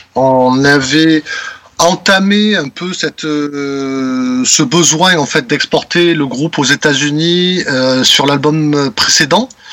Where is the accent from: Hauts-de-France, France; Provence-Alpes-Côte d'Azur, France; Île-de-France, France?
Provence-Alpes-Côte d'Azur, France; Marseille; En tant que petit Marseillais, voilà, qui, qui, qui fait du métal